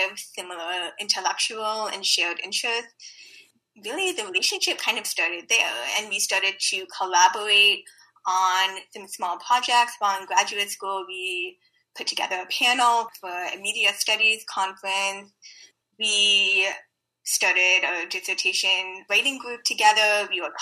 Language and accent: English; Bay Area, California, United States; Bay Area native, also based in San Francisco